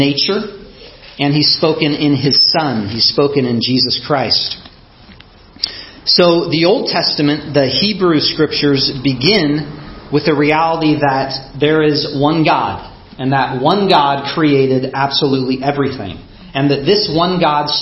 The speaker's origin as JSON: {"language": "English", "country": "United States", "said": "My upbringing, my race, being an American"}